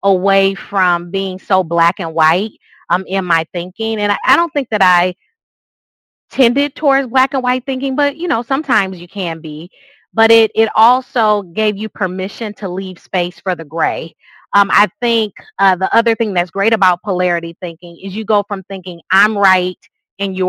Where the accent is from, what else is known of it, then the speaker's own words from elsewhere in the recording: Grand Rapids, Michigan, United States; So it is my hometown. So obviously there's some nostalgia there with growing up